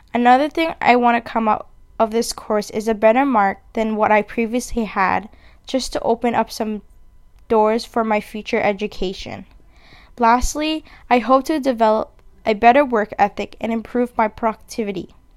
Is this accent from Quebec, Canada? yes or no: no; Vancouver, British Columbia, Canada; I was born and raised in Vancouver, B C, where I currently live